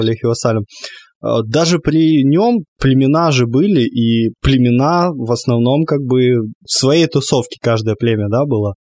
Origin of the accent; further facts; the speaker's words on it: Crimea, Ukraine; я как крымчанин